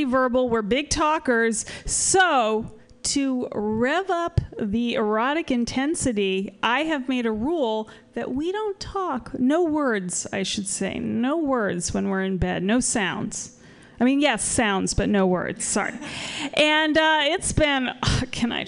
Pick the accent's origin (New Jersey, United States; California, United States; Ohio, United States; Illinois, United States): California, United States; Berkeley; I'm from Berkeley